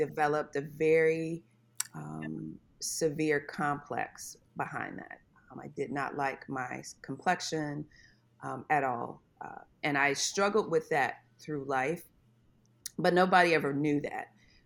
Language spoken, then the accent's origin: English; Corpus Christi, Texas, United States; moved away as an adult; also born or lived in Maryland/D.C. metro area / Ohio; now in Charlotte, United States; I was born and raised in Texas